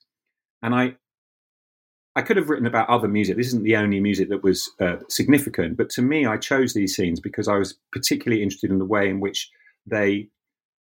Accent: London, United Kingdom; I grew up very close to Brixton

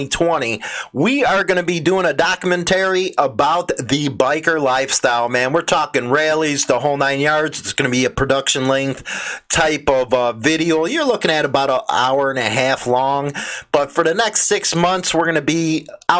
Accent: Chicago, Illinois, United States; my hometown, Chicago

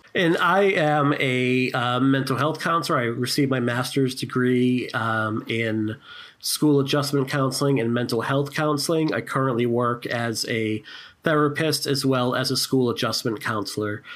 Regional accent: Boston, Massachusetts, United States; Boston, Massachusetts

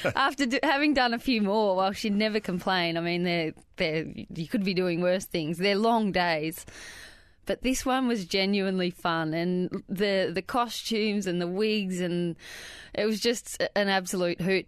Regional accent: Wandiligong, Victoria, Australia; a little town called Wandiligong, which is about six kilometres outside of Bright

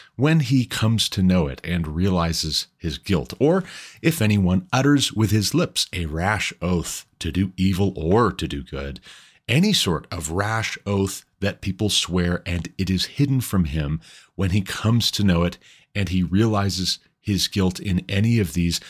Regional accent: Montana, United States; moved away; I'm from Montana

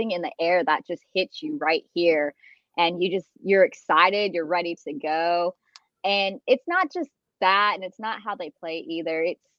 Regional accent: Colorado, United States; So like I said, I'm from Colorado. My husband's military, so we've kind of moved around. So, Colorado, we have hockey everywhere.

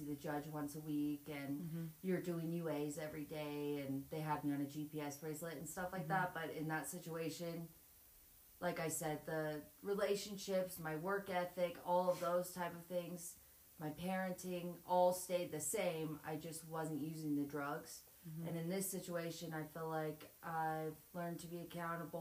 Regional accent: Montana, United States; I'm 27. Was born and raised in Montana.

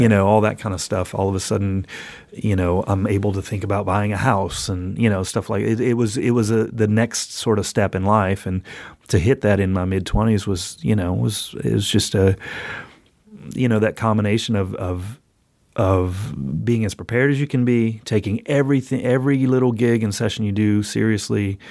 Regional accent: New Orleans, Louisiana, United States; moved away; also born or lived in Athens, Georgia; New Orleans, which is my hometown.

